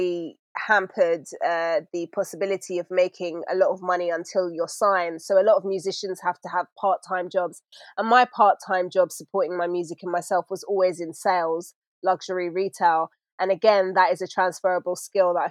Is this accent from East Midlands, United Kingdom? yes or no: no; London, United Kingdom; London, born and raised. My dad is from Sudan. My mum is from Yemen